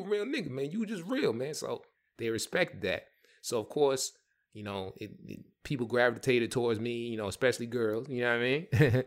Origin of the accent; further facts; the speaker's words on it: New York, United States; I grew up in the Bronx, New York